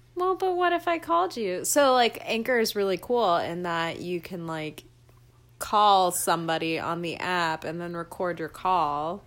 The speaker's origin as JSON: {"language": "English", "region": "Georgia", "country": "United States", "said": "I'm from Georgia"}